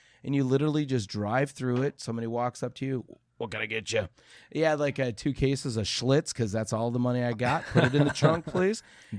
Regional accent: Minnesota, United States; now in Ohio, United States; I know when I first moved over to Ohio, as a lot of people probably don't know, I'm from Minnesota.

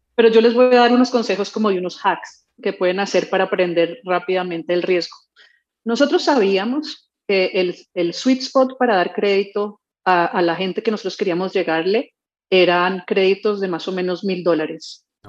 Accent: Colombia; yo soy colombiana

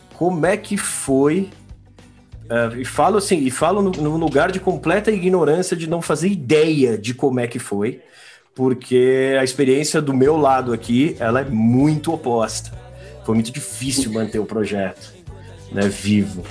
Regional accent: São Paulo, Brazil; A gente é de São Paulo capital aqui

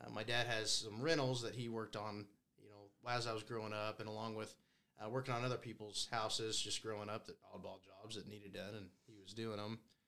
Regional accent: Scott City, Kansas, United States; now in Goodland, United States; I'm originally from Scott City.

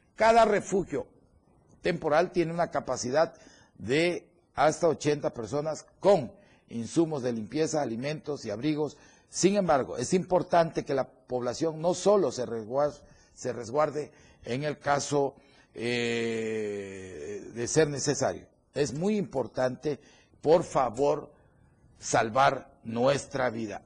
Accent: Chiapas, Mexico; somos por chiapanecos los que laboramos aquí

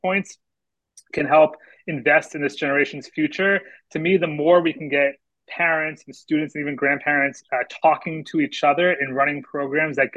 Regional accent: Danvers, Massachusetts, United States; I grew up in Danvers, Massachusetts, about 20 minutes north of Boston

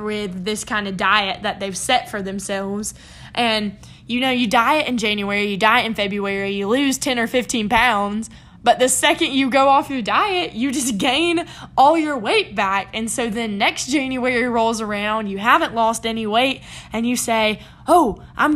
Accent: South Carolina, United States; I'm from South Carolina

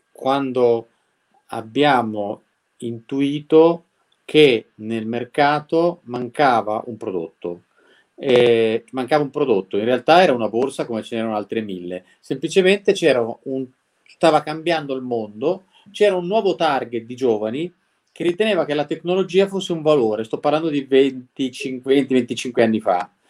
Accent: Milan, Lombardy, Italy; born there; io sono nato a Milano, poi i miei genitori sono venuti a vivere in zona e io casualmente mi sono trovato qua.

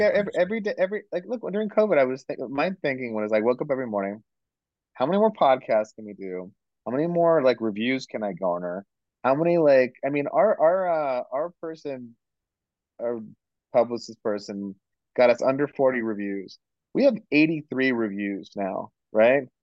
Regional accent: India; I'm Indian

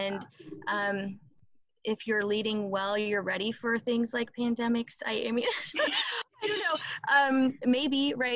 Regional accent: Palmer, Iowa, United States; I grew up in Palmer, Iowa, small, typical Midwestern town that cannot get any better

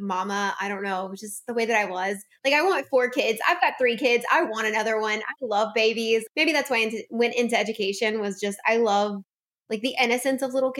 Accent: South Louisiana, United States; I'm from South Louisiana

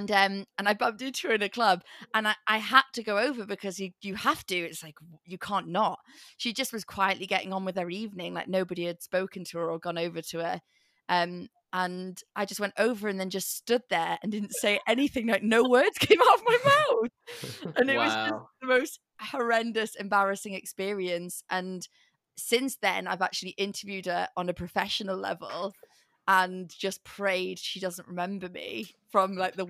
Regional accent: England, United Kingdom; I'm English

